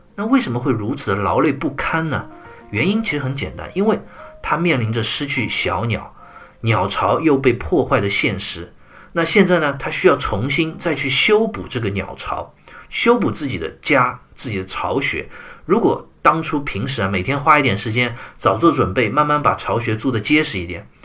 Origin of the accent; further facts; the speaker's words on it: China; 我们中国人有句俗话